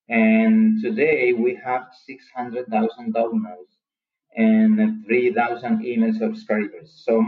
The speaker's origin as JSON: {"language": "English", "country": "Colombia", "second_language": "English", "said": "I'm from Colombia, South America."}